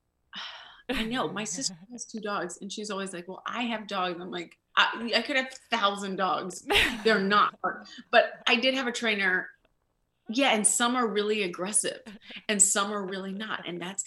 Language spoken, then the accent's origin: English; Austin, Texas, United States; also born or lived in Los Angeles; now in New York, United States; I'm from Austin, Texas originally, and then I moved to New York.